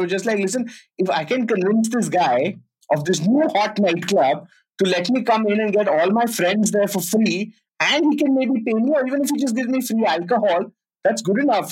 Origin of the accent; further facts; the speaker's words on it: Delhi, India; moved away as an adult; also born or lived in Pune; I'm from Delhi and I'm studying in Pune